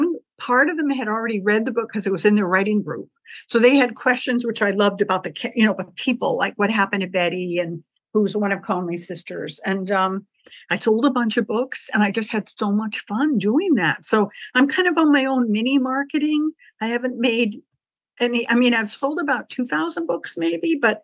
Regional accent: Scituate, Massachusetts, United States; moved away; also born or lived in Illinois; I'm actually from Scituate, but we were living in Illinois

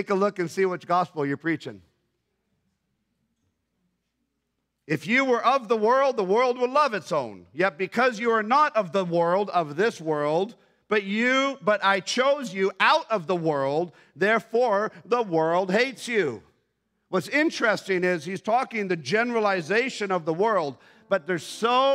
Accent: Bogotá, Colombia; now in Canada; I was born in Bogota.

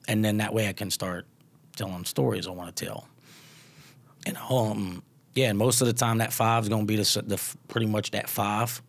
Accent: Louisiana, United States; accent: twang; now in California, United States; I'm from Louisiana and now I live in California

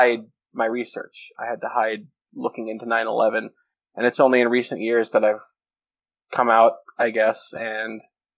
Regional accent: Portland, Oregon, United States; I grew up in Portland, Oregon

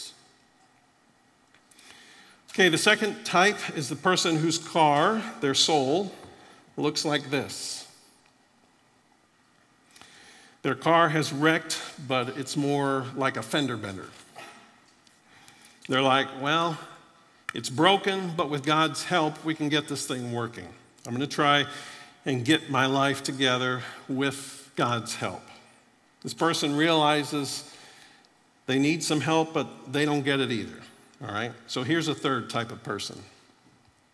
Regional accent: Florida, United States; I grew up in Florida

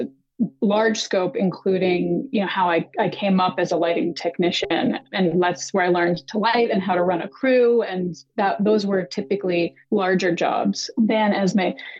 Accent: Boston, Massachusetts, United States; moved away as an adult; also born or lived in New York; I grew up in Boston, moved to New York for undergrad, loved theater and photography in high school

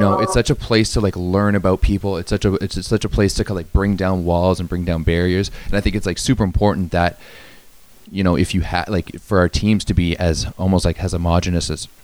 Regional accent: Ottawa, Ontario, Canada; I grew up playing in Ottawa

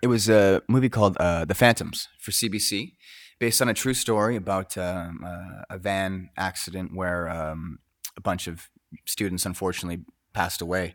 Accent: Coquitlam, British Columbia, Canada; I grew up in Coquitlam

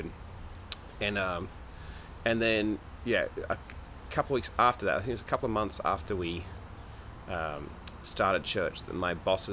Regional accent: Australia; moved away; I'm Australian.

